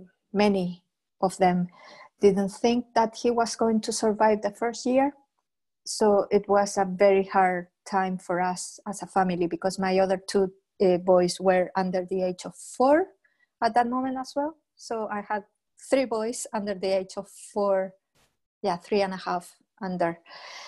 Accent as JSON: {"language": "English", "country": "Chile", "moved": "as an adult", "lives_now": "Scotland, United Kingdom", "said": "I'm from Chile, but I'm living in Scotland for the past 16 years already"}